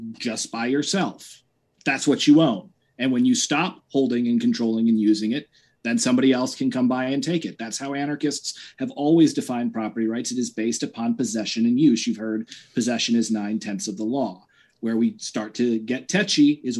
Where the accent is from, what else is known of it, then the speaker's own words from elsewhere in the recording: New York City, New York, United States; I'm from Manhattan